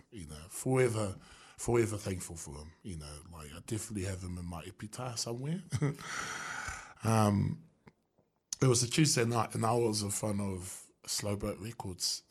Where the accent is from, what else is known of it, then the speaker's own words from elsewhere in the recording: Wellington, New Zealand; born and bred in Newtown